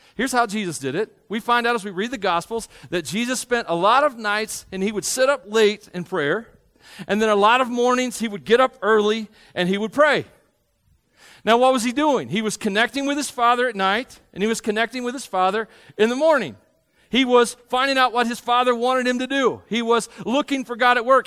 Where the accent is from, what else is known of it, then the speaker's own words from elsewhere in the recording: Tennessee, United States; I grew up in Tennessee.